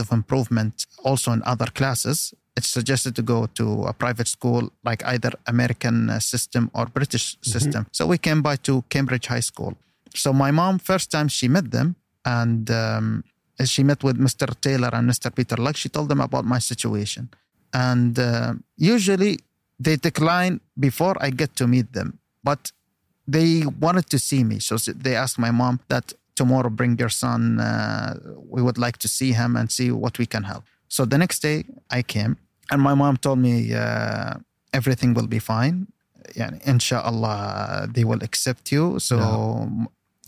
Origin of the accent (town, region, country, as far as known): United Arab Emirates; first language Arabic; English is a second language; also born or lived in Washington, D.C., United States